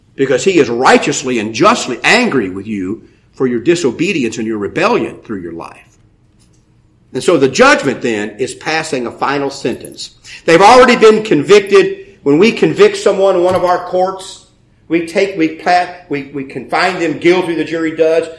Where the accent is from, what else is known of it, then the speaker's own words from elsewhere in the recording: United States; I'm an American